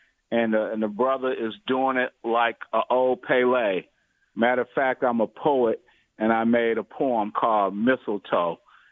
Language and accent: English; Detroit, Michigan, United States; now in Indiana, United States; I'm from Detroit.